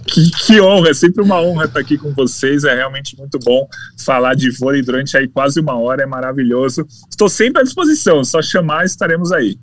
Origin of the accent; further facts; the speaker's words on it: Brazil; eu sou do Brasil